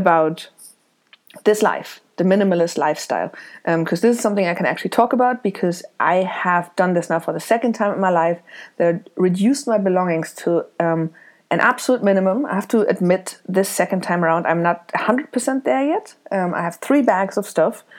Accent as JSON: {"language": "English", "country": "Germany", "tie": "born or raised there", "also_born_or_lived": "Isle of Man", "moved": "as an adult", "lives_now": "Dublin, Ireland", "said": "I was born in Germany. I left in 2005 with a backpack to travel around the world"}